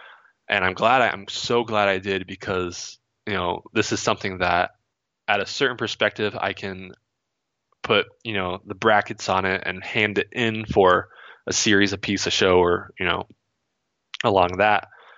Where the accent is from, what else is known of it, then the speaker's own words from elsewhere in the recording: Vermont, United States; also born or lived in California / Ohio; So growing up in Vermont, that was my early childhood, and we had a house back there that, because we always thought we would move back fairly soon, we rented it out.